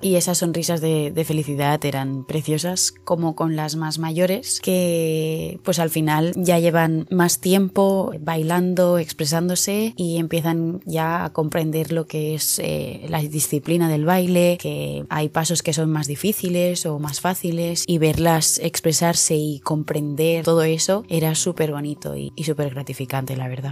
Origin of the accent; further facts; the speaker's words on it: Barcelona, Catalonia, Spain; que soy de Barcelona